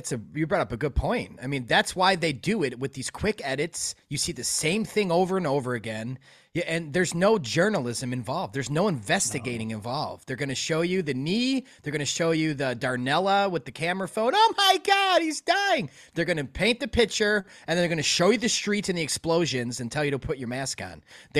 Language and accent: English; Chicago, Illinois, United States; I'm born and raised in Chicago.